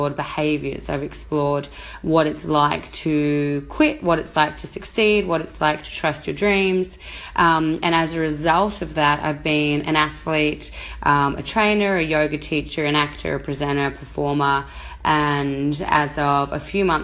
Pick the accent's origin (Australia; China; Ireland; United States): Australia; moved away as an adult; my home country, Australia